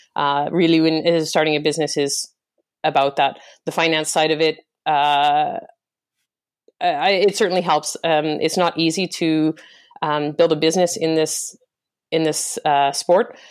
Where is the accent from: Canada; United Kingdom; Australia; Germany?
Canada; Western Canada; moved away as an adult; also born or lived in France / Singapore; I was born and raised in Canada, I, I was raised in Western Canada